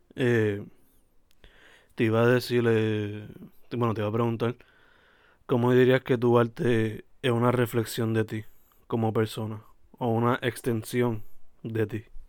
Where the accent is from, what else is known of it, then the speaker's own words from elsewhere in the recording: Sabana Grande, Puerto Rico; Yo soy de Sabana Grande